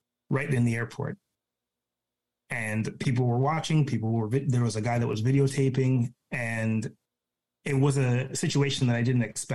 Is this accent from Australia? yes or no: no; Ontario, Canada; moved away as an adult; also born or lived in British Columbia; I'm from Ontario originally